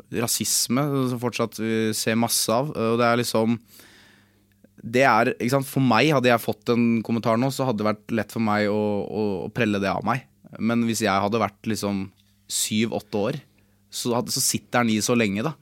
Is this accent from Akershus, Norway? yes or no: yes; Lillestrøm, Akershus, Norway; Jeg er jo fra Lillestrøm, jeg er fra gatene